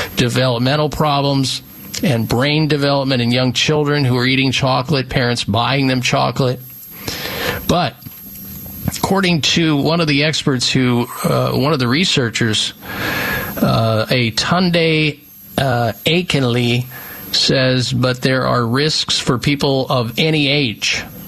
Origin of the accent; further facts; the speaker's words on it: Midwest, United States; moved away; I grew up in the Midwest